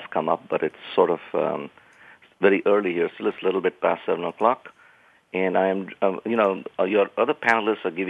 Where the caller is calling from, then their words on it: California, United States; I'm calling from lovely uh, California.